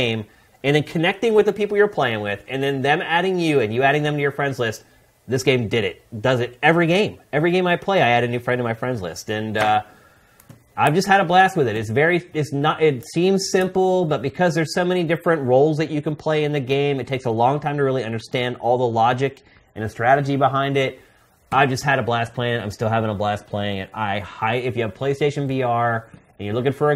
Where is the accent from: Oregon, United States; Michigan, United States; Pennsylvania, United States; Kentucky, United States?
Pennsylvania, United States; Philadelphia; moved away as an adult; now in California, United States; I'm this kid from Philly